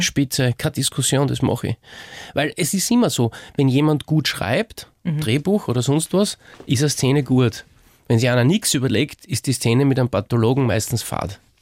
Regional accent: Rottenmann, Styria, Austria; accent: Styrian; now in Vienna, Austria; in meiner Heimatstadt in Rottenmann

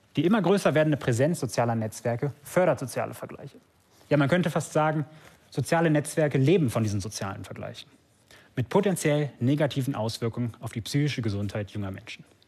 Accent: Germany; hier bei uns in Deutschland

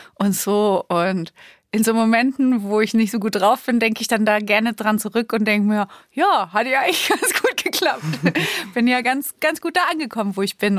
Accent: Bamberg, Bavaria, Germany; moved away; ich bin ja in Bamberg aufgewachsen

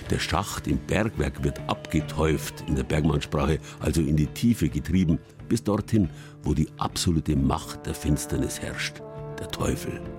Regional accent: Bavaria, Germany; Eigentlich ist das Wort dunkel bei uns in Franken, Schwaben und Altbayern unbekannt. Bei uns heißt es finster.

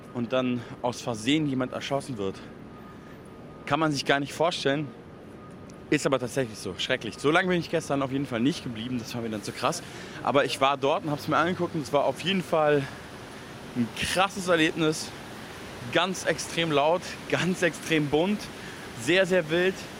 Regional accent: Germany; bei uns in Deutschland

